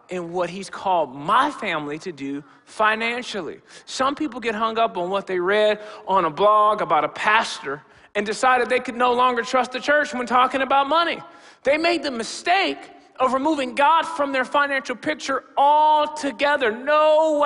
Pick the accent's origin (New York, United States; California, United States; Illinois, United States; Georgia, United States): Illinois, United States; Rockford; I grew up in the African Methodist Episcopal Church, Gomez Chapel, just across town here in Rockford